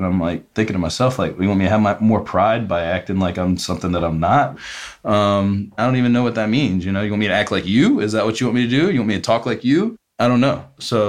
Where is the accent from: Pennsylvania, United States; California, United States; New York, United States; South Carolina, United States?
South Carolina, United States; Myrtle Beach; moved away as an adult; now in Charlotte, United States; I'm a redneck from Myrtle Beach, South Carolina.